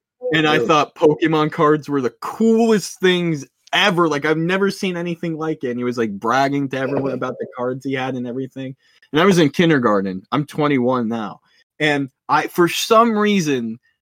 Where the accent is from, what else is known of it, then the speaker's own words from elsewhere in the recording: Pennsylvania, United States; I'm from Pennsylvania